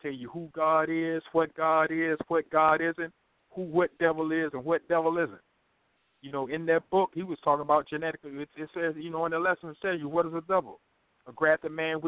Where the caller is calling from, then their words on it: Greensboro, North Carolina, United States; I'm calling from North Carolina